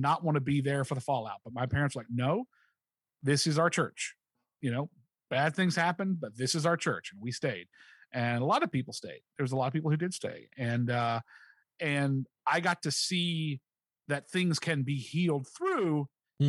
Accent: Charleston, West Virginia, United States; The first church I was ever a part of was Village Chapel in Kanawha City, West Virginia, which is Kanawha City, just outside of Charleston. It's part of Charleston

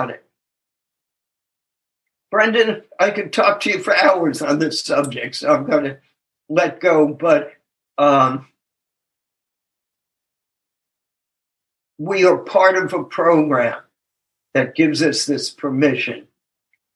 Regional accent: Tennessee, United States; I'm from Tennessee

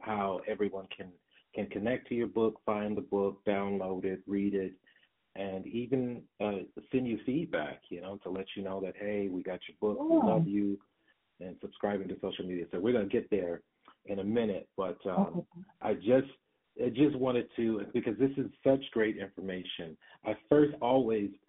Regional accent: Detroit, Michigan, United States; I come from Detroit and raised in the 80s and 90s, particularly

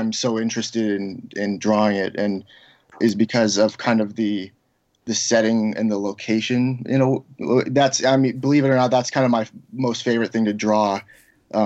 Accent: Seattle, Washington, United States; moved away; I grew up in Seattle on Queen Anne on top of the hill

